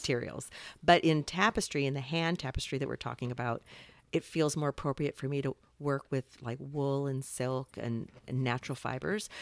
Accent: Salem, Oregon, United States; moved away as an adult; also born or lived in Los Angeles; I grew up in Salem

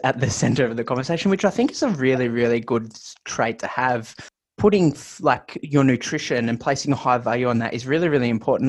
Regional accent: Melbourne, Victoria, Australia; my home state, Victoria, in Melbourne, Australia

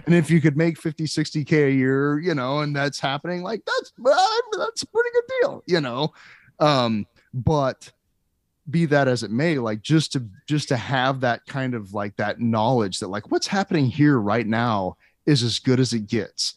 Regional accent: Lincoln, Nebraska, United States; also born or lived in Washington D.C. area / Lake Tahoe; I'm from Lincoln, but I've lived in the Washington D.C. area and seen shows there. And I lived in Lake Tahoe

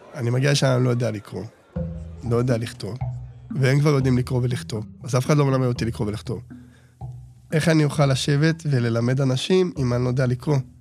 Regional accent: Bnei Brak, Tel Aviv District, Israel; נולדתי בבני ברק, ילד שלישי מתוך שמונה

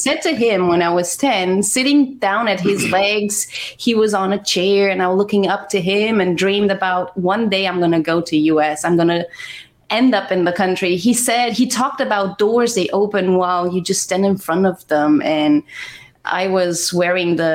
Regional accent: Romania; moved away; I was born in Romania. I was born in Romania

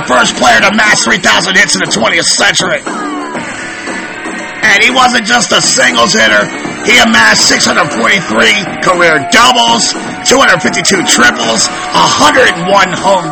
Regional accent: Baltimore, Maryland, United States; growing up in the Charm

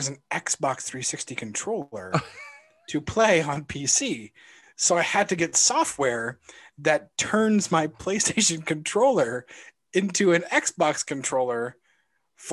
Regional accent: Iowa, United States; moved away; I grew up in Iowa

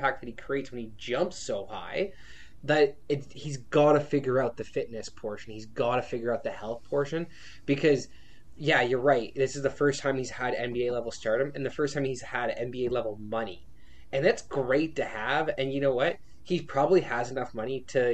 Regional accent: Canada; being a Canadian.

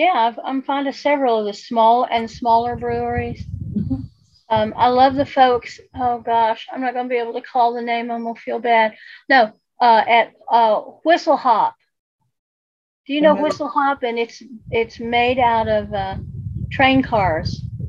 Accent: Asheville, North Carolina, United States; I'm from Beer City, USA

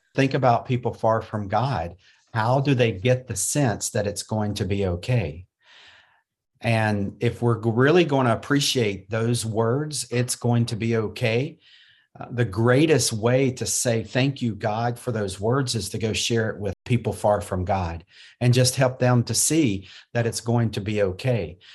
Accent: North Carolina, United States; I was born and raised in North Carolina

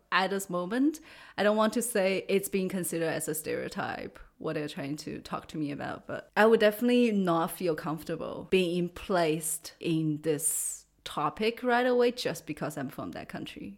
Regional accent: China; English is a second language; moved away as an adult; also born or lived in United States / Canada / Austria / Germany; now in Freiburg, Germany; I grew up in China and lived there till I was twenty

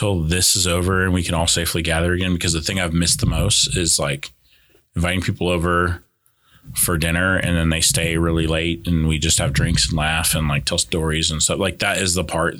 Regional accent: California, United States; moved away; growing up in California

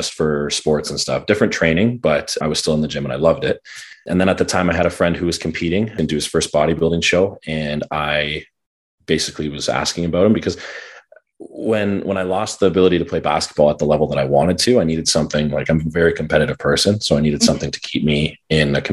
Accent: Barrie, Ontario, Canada; I grew up in Barrie, so I know a lot of people and have a big network here

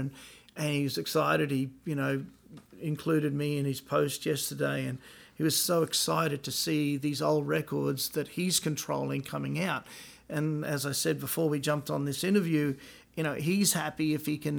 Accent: Australia; moved away; being an Aussie

